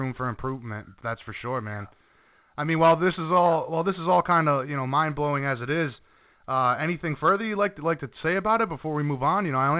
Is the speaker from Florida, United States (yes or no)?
no; Hawaii, United States; as a Hawaiian, I know that everybody, you know, from the Hawaiian nation, they all appreciate a guy rising to the top like that.